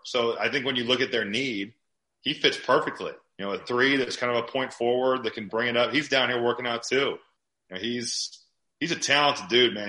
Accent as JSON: {"language": "English", "town": "Chicago", "region": "Illinois", "country": "United States", "said": "I'm from Chicago or the, the Chicagoland area"}